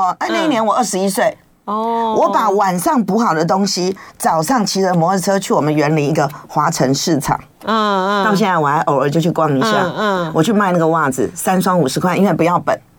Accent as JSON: {"language": "Chinese", "region": "Taipei", "country": "Taiwan", "lives_now": "Yuanlin, Taiwan", "said": "因为谈恋爱谈一谈闹出人命，所以我就从台北嫁到员林。"}